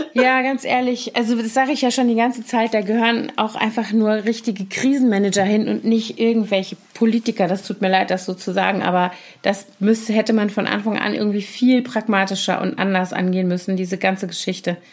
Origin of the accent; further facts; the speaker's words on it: Koblenz, Rhineland-Palatinate, Germany; moved away; in meiner Heimatstadt Koblenz